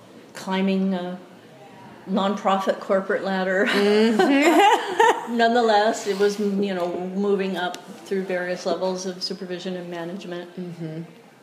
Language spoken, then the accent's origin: English; Southern California, United States; also born or lived in Oregon / Costa Rica; now in Eugene, United States; I was born in Oregon, but my parents divorced when I was very young. And when I was 10, I moved to Southern California to live with my mom and my stepdad.